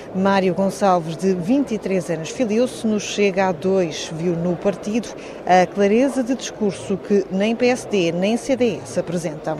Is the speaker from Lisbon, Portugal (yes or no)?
yes; Lisbon, Portugal; eu sou de Lisboa